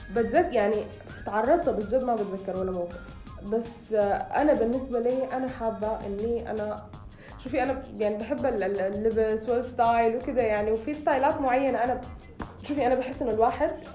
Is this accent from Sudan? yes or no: yes; Sudan; أنا سودانية